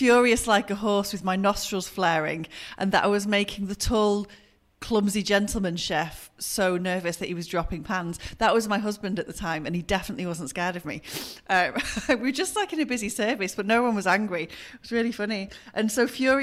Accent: Bury, North West England, United Kingdom; I grew up in Bury. I grew up in a little villagey suburb area just north of Bury, sort of towards Ramsbottom way

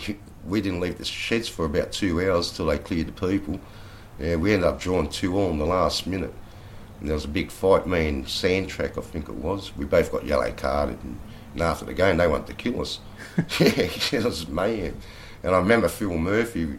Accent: Wollongong, New South Wales, Australia; growing up in Warralong and that when we were kids

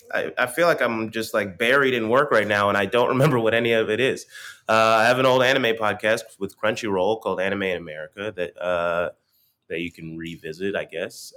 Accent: Stone Mountain, Georgia, United States; now in New York, United States; I am also from Atlanta

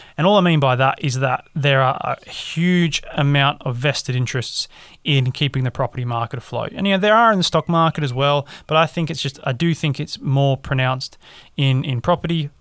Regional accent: Australia; now in England; as an Australian

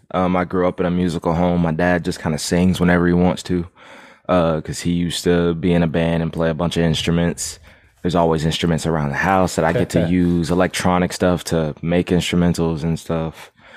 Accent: Fairbanks, Alaska, United States; also born or lived in Savannah, Georgia / Jacksonville, Florida; I was born in Savannah, Georgia, raised in Fairbanks, Alaska, moved back to Savannah, Jacksonville, Florida.

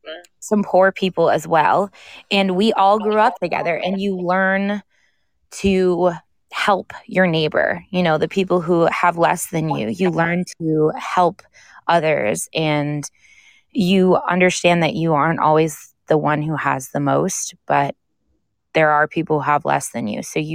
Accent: Loudoun County, Virginia, United States; also born or lived in Maine; I was born in Maine, and I moved to Virginia when I was six. But I grew up in a very, very wealthy county, Loudoun County, Virginia

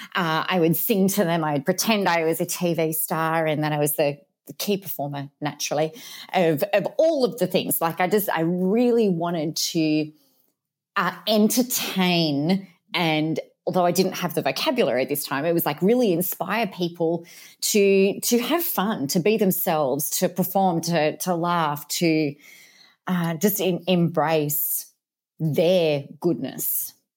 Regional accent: Adelaide, South Australia, Australia; now in Mildura, Australia; originally hailed from the big, bold city of Adelaide in Australia

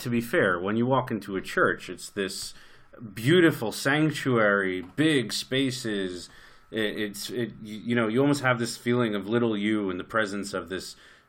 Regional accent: New York City, New York, United States; born or raised there

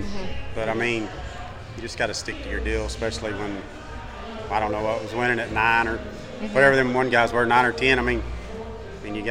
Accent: Lorena, near Waco, Texas, United States; I'm from Low Reno, a little town just south of Waco

